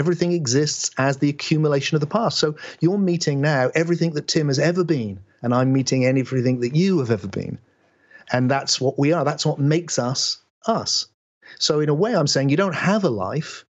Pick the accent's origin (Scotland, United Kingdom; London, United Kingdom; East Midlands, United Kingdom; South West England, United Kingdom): South West England, United Kingdom; West Country; I speak in this way because I was born in England in the West Country.